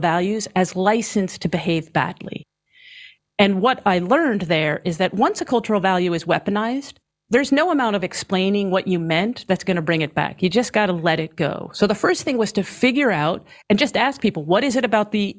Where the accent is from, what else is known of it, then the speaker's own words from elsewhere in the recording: New York, United States; I'm from New York